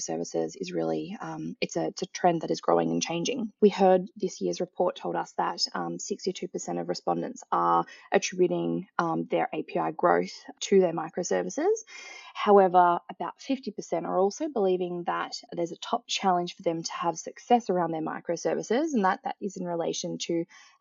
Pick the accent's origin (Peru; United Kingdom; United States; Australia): Australia; accent: Australian; also born or lived in Melbourne, Australia; As you can tell by my accent as well, I'm also located in Melbourne, Australia